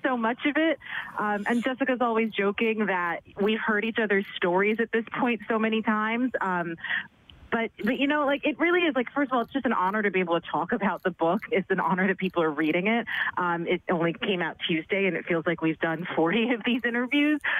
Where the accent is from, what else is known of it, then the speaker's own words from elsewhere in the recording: New York City, New York, United States; I'm, I'm, born and raised in New York City